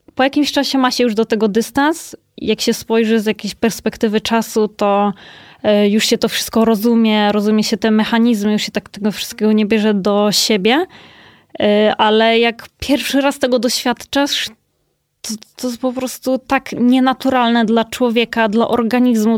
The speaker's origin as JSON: {"language": "Polish", "town": "Kołobrzeg", "region": "West Pomeranian Voivodeship", "country": "Poland", "moved": "yes", "lives_now": "Warsaw, Poland", "said": "ja też pochodzę z Kołobrzegu, więc to też jest y, zupełnie mhm. inny rejon"}